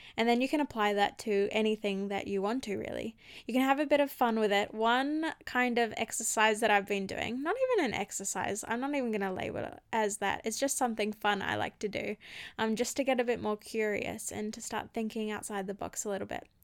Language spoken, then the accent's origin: English; Australia; I grew up in Australia